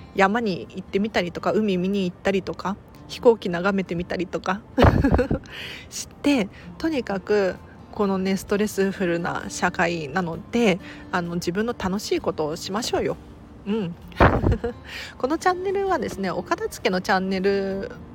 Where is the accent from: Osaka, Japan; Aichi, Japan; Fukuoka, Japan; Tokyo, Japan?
Tokyo, Japan; 東京生まれだから近いっていうのもあって通ってたたんですね